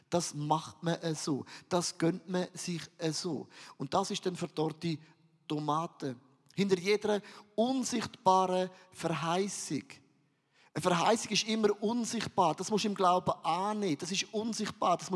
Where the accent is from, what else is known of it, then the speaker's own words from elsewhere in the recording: Valais, Switzerland; Aber ich bin ein Walliser.